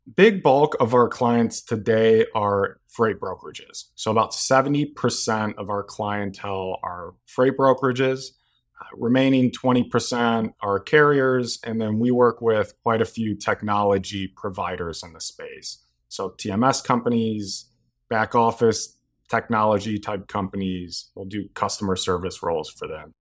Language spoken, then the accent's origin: English; Chicago, Illinois, United States; also born or lived in Iowa City, Iowa; pretty much spent my entire life in Chicago. Grew up in Wrigleyville